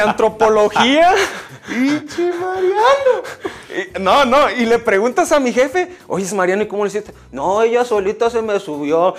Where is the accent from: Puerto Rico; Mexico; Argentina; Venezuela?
Mexico; nosotros como mexicanos